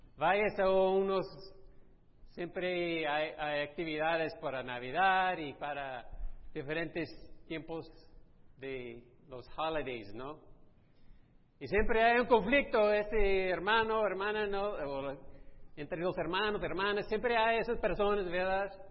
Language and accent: Spanish; Texas, United States; moved away; yo fui criado en Texas